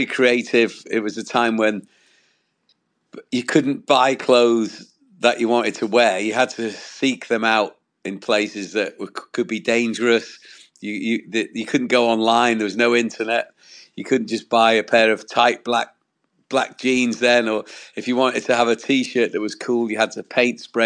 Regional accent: Wales, United Kingdom; I'm from Wales in the UK

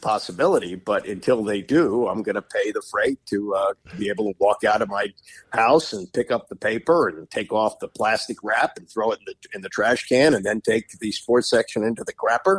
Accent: Washington, District of Columbia, United States; I grew up here in Washington, where Maryland played in the ACC and football was clearly secondary to basketball.

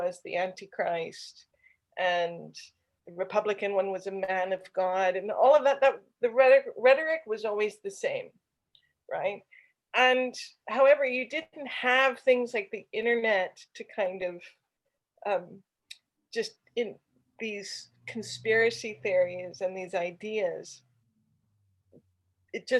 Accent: Bible Belt, the South, United States; I'm from the Bible Belt

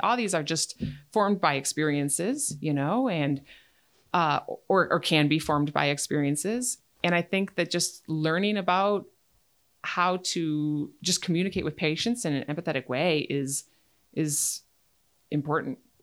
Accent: Menomonie, Wisconsin, United States; moved away as an adult; also born or lived in Boston, Massachusetts / Alaska; I'm from Menominee, down by Eau Claire. Um, and that's where I went to college at U W Eau Claire

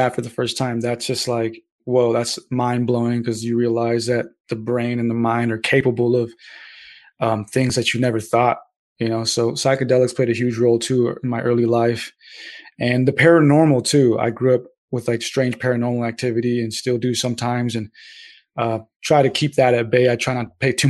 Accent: SoCal, California, United States; there are some people out there from my hometown and stuff in SoCal that still rep it

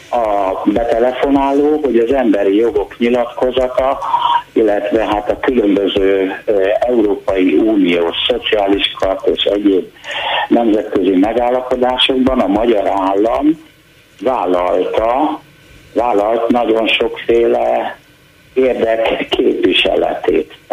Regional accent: Debrecen, Hajdú-Bihar, Hungary; moved away; Debrecenben, ott nőttem fel, ott kaptam egyetemi diplomát

